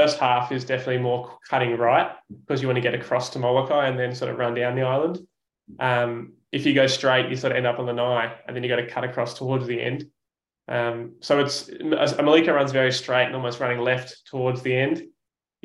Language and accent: English; Sydney, New South Wales, Australia; As an Aussie